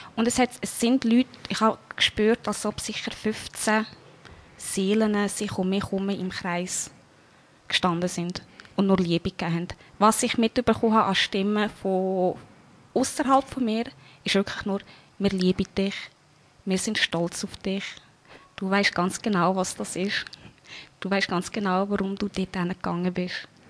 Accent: Wolhusen, Lucerne, Switzerland; geboren in der Schweiz, in Walhausen.

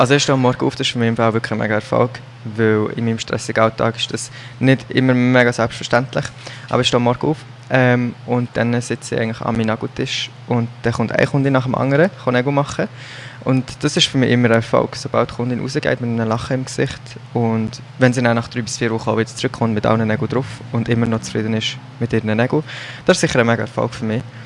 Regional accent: Solothurn, Switzerland; Ich komme von Solothurn und arbeite als Nail-Designer und Social Media Marketing Manager

